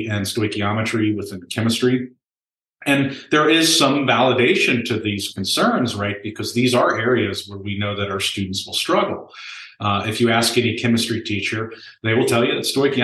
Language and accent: English; Virginia, United States; also born or lived in Omaha, Nebraska; now in Nebraska, United States; I'm actually from Virginia, but I am a Nebraskan right now.